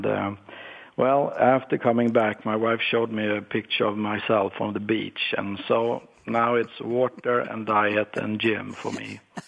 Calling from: Stockholm, Stockholm County, Sweden; Well, it's 5 in the afternoon and I'm calling in from Stockholm, right in the downtown by the water next to the Royal Palace.

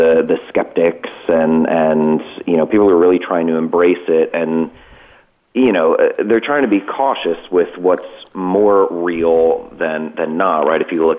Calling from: Cranford, New Jersey, United States; So I'm calling today from Cranford, New Jersey. It's just outside of my office in Hoboken, which is just across from the river from New York, so maybe a half hour out of New York City.

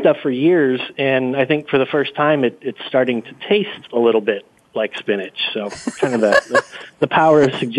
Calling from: Austin, Texas, United States; I am calling from Austin, Texas.

